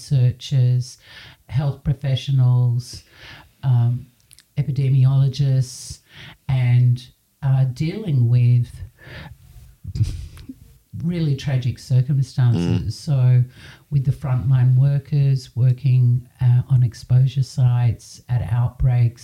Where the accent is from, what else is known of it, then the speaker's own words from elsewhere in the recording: Sydney, New South Wales, Australia; I was born in Sydney